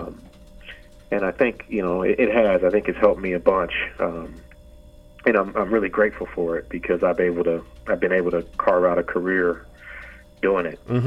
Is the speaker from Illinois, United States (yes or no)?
no; Oakland, California, United States; moved away; when I was growing up, I grew up in Oakland